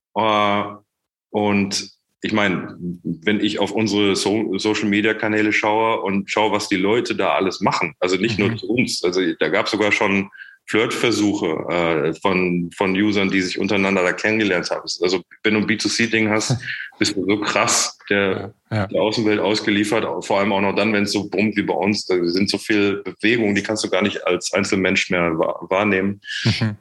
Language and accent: German; Menden, North Rhine-Westphalia, Germany; moved away as an adult; also born or lived in Ruhr area / Czech Republic; ich bin nicht im Ruhrgebiet aufgewachsen, sondern im Sauerland, in Menden